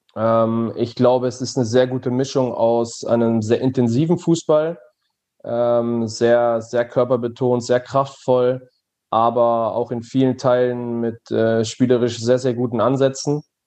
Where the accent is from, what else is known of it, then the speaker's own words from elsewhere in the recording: Germany; moved away as an adult; now in Belgium; meiner Heimat äh, nahezu äh, der niederländischen Grenze